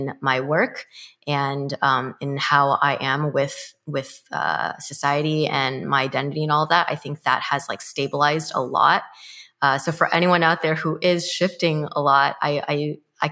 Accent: Mission Viejo, California, United States; I grew up in Mission Viejo, California, which is located in Orange County

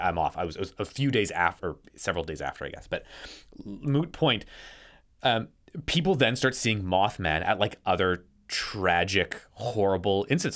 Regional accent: Canada; I'm Canadian.

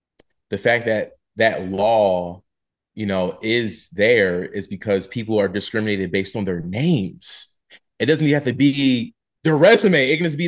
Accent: Philadelphia, Pennsylvania, United States; I'm from Philly, so there was more financial aid that was available for me going there

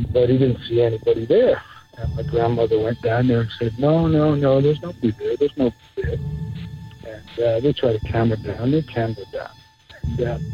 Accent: Scotland, United Kingdom; I was raised in Scotland

